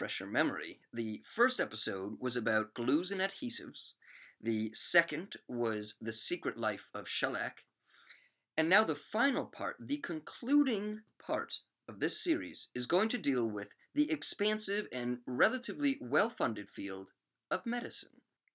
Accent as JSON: {"language": "English", "region": "Maryland", "country": "United States", "said": "from the great state of Maryland, USA."}